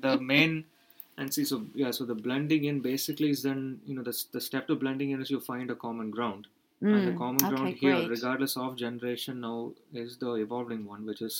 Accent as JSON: {"language": "English", "country": "India", "said": "even as an Indian, no, I've not, you know, the price I've had to pay for in being having so much international exposure is in the fact that I've actually not grown up much in India as a country."}